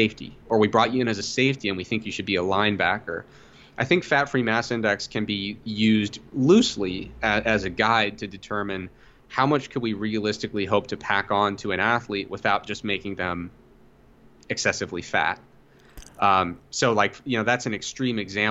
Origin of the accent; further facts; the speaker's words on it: Ohio, United States; But I grew up in Ohio